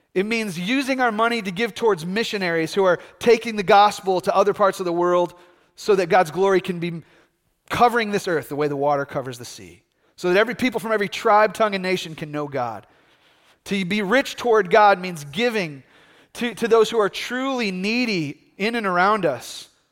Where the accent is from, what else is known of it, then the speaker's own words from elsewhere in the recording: United States; here as American Christians